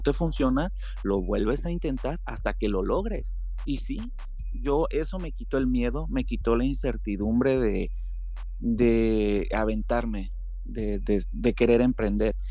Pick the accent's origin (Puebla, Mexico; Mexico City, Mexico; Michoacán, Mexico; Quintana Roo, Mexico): Michoacán, Mexico; Uruapan; moved away as an adult; now in Seattle, United States; soy fotógrafo y soy mexicano, soy de Michoacán. Tengo ya casi 12 años radicando aquí en los Estados Unidos